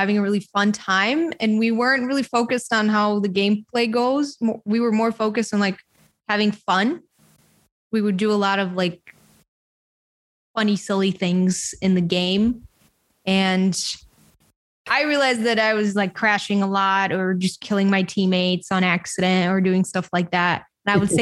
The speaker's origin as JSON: {"language": "English", "country": "Bulgaria", "tie": "born or raised there", "said": "I grew up in a small country called Bulgaria in Eastern Europe"}